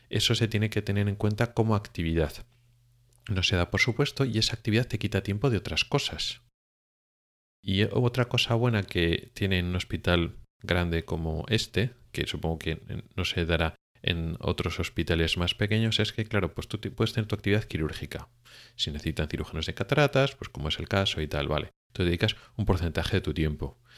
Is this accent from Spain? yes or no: yes; Spain; now in Sweden; la mayoría de los oftalmólogos que venimos de España a Suecia